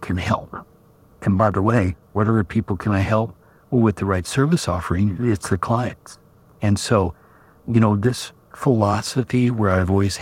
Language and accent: English; Kansas, United States; I'm from Kansas.